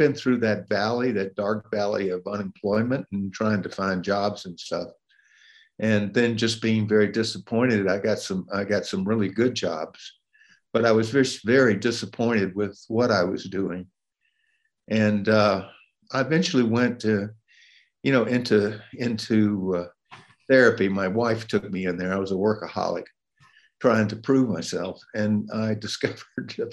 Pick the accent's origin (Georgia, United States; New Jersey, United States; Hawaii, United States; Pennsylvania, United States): Georgia, United States; Atlanta; moved away as an adult; I grew up in Atlanta, Georgia